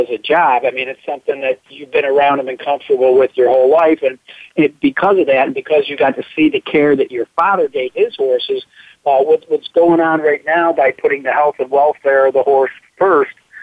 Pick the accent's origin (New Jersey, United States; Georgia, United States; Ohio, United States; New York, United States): New York, United States; moved away; I was a New York resident, too, for most of my young life